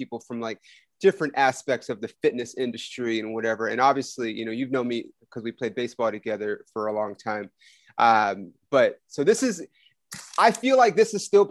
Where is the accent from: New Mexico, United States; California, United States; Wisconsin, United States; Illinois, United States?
California, United States; Ontario; born or raised there